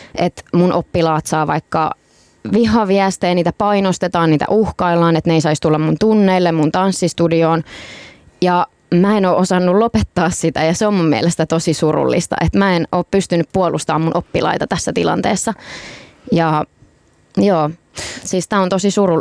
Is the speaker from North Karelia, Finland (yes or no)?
no; Tampere, Pirkanmaa, Finland; Tampereelta, mistä mä oon itsekin kotoisin.